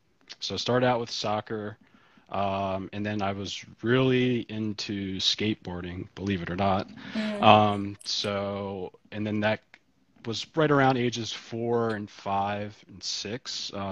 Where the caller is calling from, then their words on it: Baltimore, Maryland, United States; I'm calling in from Baltimore.